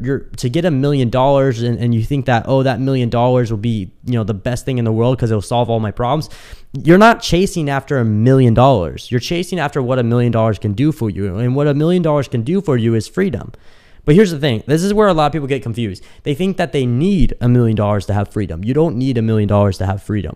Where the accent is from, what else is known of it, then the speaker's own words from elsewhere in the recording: Kansas City, United States; moved away as an adult; also born or lived in Dallas; now in Miami, United States; when I moved out of my parents' house, I moved from Kansas City to Dallas.